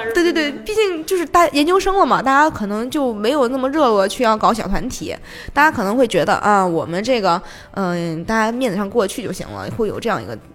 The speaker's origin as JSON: {"language": "Chinese", "country": "China", "also_born_or_lived": "Japan", "said": "因为又是只有我一个中国人"}